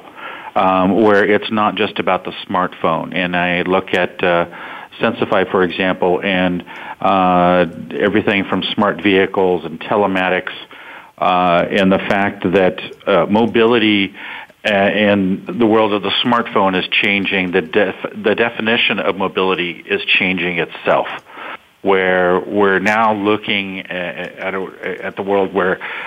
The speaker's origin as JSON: {"language": "English", "area": "Silicon Valley", "region": "California", "country": "United States", "tie": "born or raised there", "said": "I grew up in Silicon Valley"}